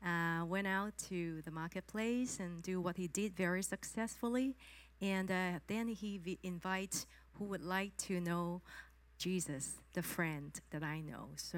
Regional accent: Hong Kong; moved away; I'm from Hong Kong

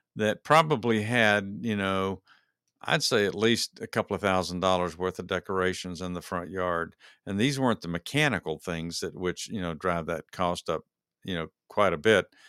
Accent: Texas, United States; moved away as an adult; now in Georgia, United States; when I grew up in Texas, uh, even when I was uh, an adult in Texas.

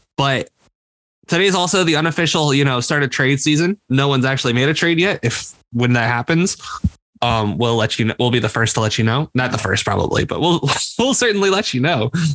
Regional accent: near Valparaiso, Indiana, United States; from Valpo, the town over from my hometown

